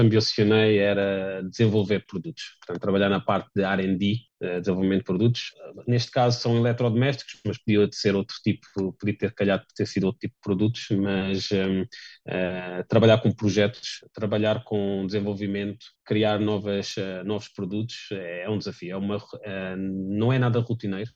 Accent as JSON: {"language": "Portuguese", "country": "Portugal", "also_born_or_lived": "Varese, Italy / Stuttgart, Germany", "moved": "as an adult", "lives_now": "Rothenburg ob der Tauber, Germany", "said": "sendo português"}